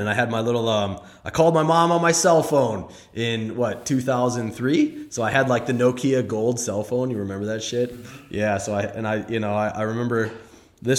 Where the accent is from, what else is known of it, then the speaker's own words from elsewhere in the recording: St. Paul, Minnesota, United States; I grew up in St. Paul, Minnesota